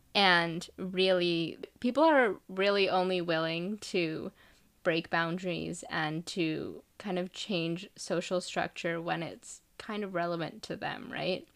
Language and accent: English; India; moved away; I'm from India, so if I think about our culture there